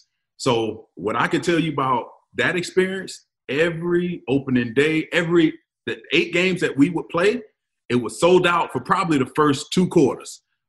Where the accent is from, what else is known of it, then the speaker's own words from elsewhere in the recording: Cleveland, Ohio, United States; Me being me, I don't know any better. I'm from Cleveland.